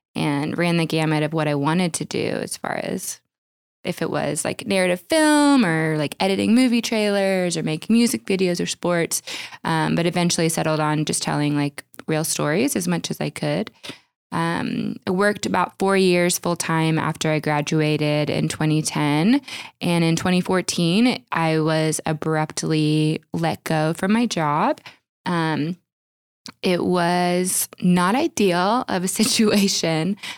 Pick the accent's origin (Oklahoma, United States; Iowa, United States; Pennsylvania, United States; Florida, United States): Oklahoma, United States; I grew up in Oklahoma